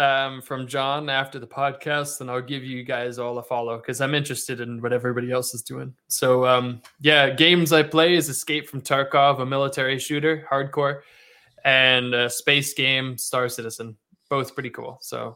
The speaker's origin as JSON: {"language": "English", "country": "Australia", "tie": "born or raised there", "also_born_or_lived": "Canada", "accent": "Canadian", "said": "So I grew up in Australia for 20 years, like I mentioned, but even my whole time down there, I had a Canadian accent."}